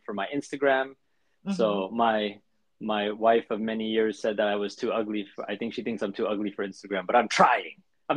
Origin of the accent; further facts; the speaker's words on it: United States; I'm American